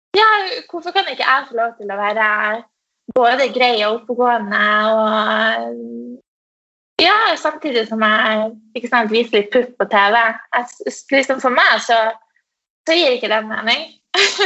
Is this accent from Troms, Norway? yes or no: yes; Tromsø, Troms, Norway; jeg kommer fra Tromsø, uh, som er en liten by oppe i nord